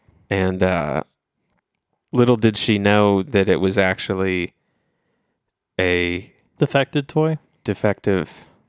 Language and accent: English; Ohio, United States; We are from Ohio.